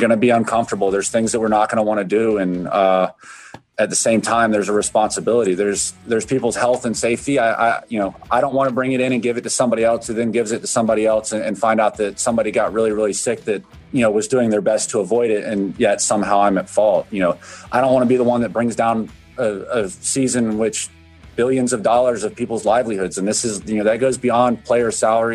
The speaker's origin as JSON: {"language": "English", "region": "Florida", "country": "United States", "said": "I'm from Florida. I read my local paper every day"}